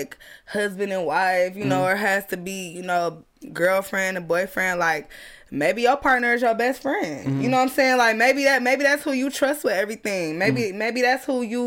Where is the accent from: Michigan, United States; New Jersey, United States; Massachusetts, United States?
Michigan, United States; Southfield; I grew up in Southfield